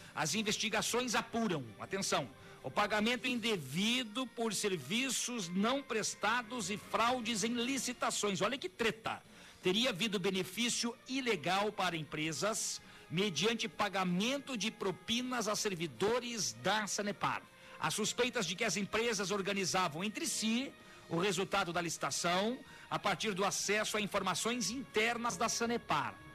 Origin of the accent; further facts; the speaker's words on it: Joinville, Santa Catarina, Brazil; moved away; Joinville, minha terra natal